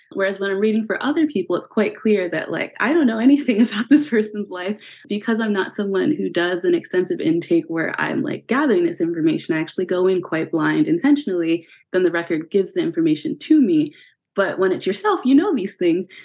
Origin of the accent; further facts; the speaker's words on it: Pennsylvania, United States; now in California, United States; I'm originally from Pennsylvania